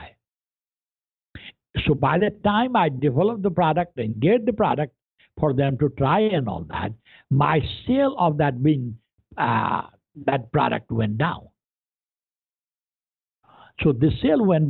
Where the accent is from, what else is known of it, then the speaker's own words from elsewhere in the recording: India; English is a second language; moved away as an adult; also born or lived in Columbia, Missouri; now in United States; I was born and raised in India, very poor